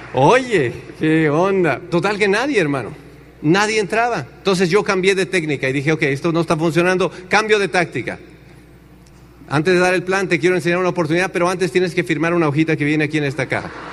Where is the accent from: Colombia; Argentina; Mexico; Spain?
Mexico; Tenancingo; moved away as an adult; also born or lived in Chicago, United States; en Tenancingo no hay agua. O sea, en mi pueblo no hay agua